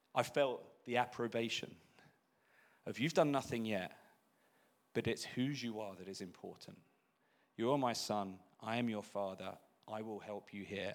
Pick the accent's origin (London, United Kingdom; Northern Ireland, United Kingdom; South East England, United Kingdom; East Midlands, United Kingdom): Northern Ireland, United Kingdom; Belfast; we're born and bred in Belfast in Northern Ireland